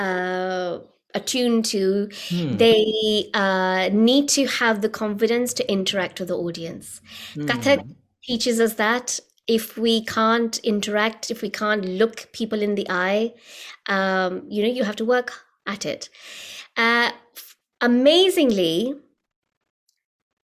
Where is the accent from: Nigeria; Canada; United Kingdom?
United Kingdom; as a British-born artist